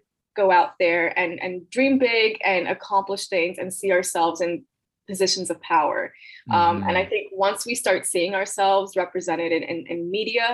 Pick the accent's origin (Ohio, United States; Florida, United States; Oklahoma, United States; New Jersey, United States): Florida, United States; Miami; I was born and raised in Miami, Florida to Nicaraguan immigrants